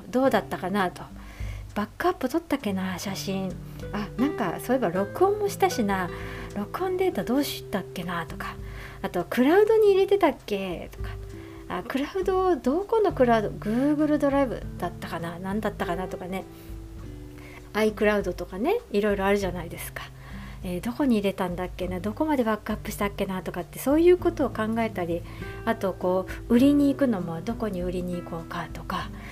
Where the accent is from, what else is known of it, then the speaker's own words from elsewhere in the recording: Nara, Japan; moved away as an adult; now in Tokyo, Japan; 実家の奈良から上京する